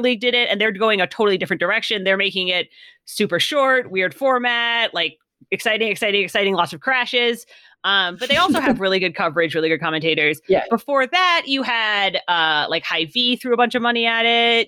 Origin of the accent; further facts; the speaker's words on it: California, United States; I'm from mm-hmm. California.